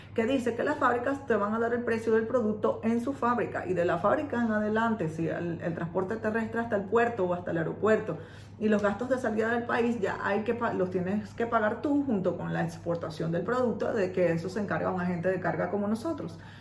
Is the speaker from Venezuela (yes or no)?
yes; Venezuela; moved away as an adult; now in China; yo soy de Venezuela